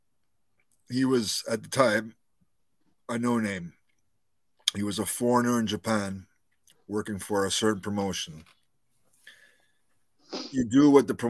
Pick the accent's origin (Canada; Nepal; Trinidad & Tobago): Canada; being a Canadian